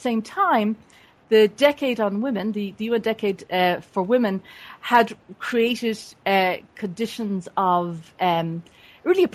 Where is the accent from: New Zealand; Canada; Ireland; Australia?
Ireland; Dublin area, Leinster; moved away as an adult; also born or lived in United States; I was born and raised in the Dublin area in Ireland.